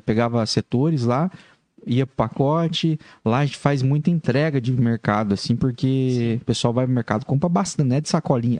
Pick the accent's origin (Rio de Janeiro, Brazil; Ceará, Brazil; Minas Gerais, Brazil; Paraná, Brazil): Paraná, Brazil; interior of; moved away; eu sou do interior do Paraná.